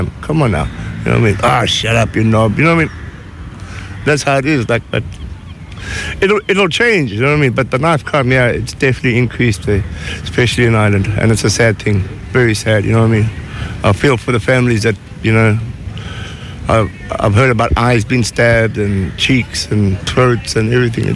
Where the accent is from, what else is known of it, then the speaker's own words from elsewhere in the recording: South Africa; moved away; also born or lived in Zimbabwe; I grew up in Rhodesia, which then became Zimbabwe, and Mom and Dad went back to England, and I grew up in Africa, which was then apartheid